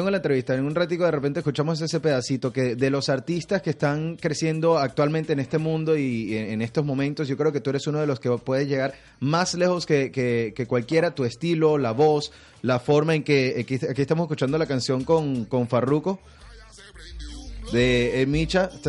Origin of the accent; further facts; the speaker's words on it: Cuba; Y los dos somos de Cuba.